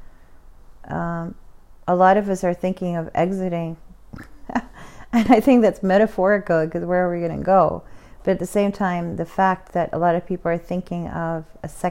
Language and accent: English; United States; as an American